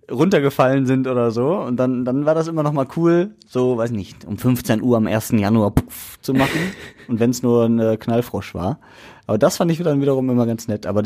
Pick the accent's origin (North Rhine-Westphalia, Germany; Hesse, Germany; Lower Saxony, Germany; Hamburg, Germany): North Rhine-Westphalia, Germany; Essen; Ich bin Essener, durch und durch. Meine Kindheit habe ich in Borbeck verbracht